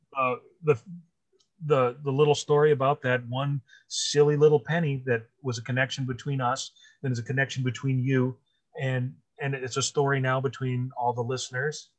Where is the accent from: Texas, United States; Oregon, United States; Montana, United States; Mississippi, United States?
Montana, United States; now in Wisconsin, United States; I was originally from Montana, and then Wisconsin, because this is where everything is for me.